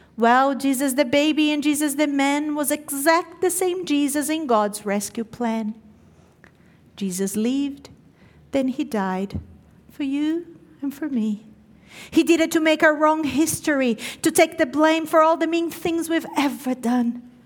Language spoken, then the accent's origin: English; Brazil; moved away; growing up in Brazil, I grew up knowing Christmas to be a huge celebration